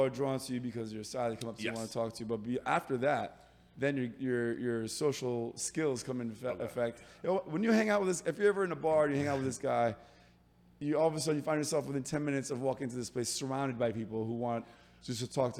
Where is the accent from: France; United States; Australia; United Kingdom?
France; Paris, Île-de-France; born there; My dad came here after, I was born in Paris. My dad came, he's from Iran.